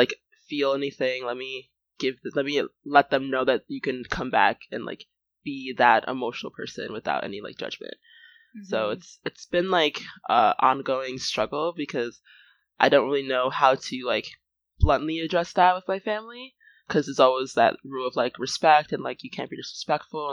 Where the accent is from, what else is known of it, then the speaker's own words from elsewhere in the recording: United States; me being, like, Nigerian and American